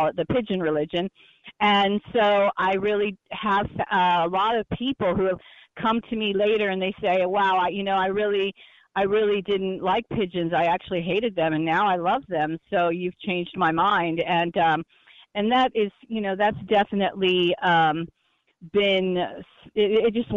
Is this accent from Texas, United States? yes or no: yes; Texas, United States; moved away as an adult; now in New York City, United States; I didn't grow up in New York City or anything like that, but I've always loved animals growing up in Texas